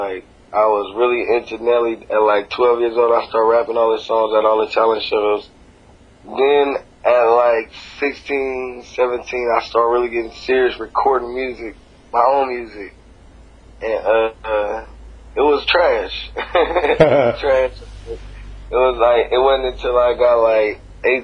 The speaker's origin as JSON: {"language": "English", "region": "West Coast", "country": "United States", "said": "I'm actually from the West Coast"}